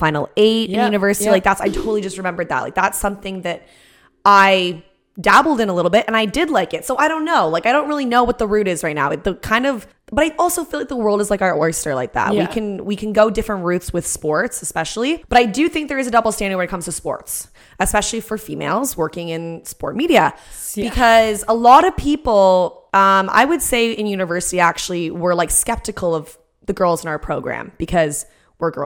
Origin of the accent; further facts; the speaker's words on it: Canada; we're Canadian